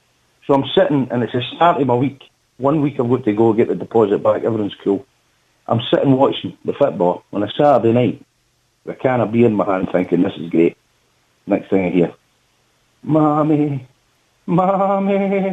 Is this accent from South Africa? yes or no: no; Bannockburn, Scotland, United Kingdom; moved away; I was born in Bannockburn in Scotland, Stirling.